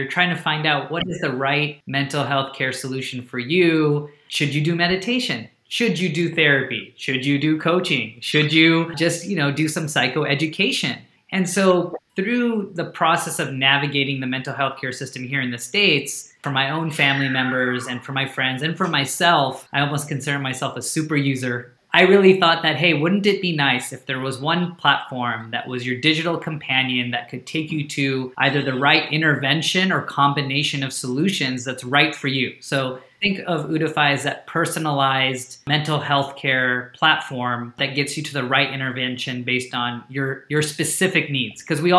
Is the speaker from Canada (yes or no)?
no; India; first language Hindi; So Ut in Hindi, which is my native language, means to lift up.